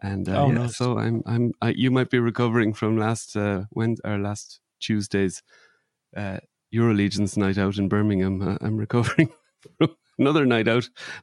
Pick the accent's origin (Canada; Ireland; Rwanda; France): Ireland; where my mum lives and where I grew up in Ireland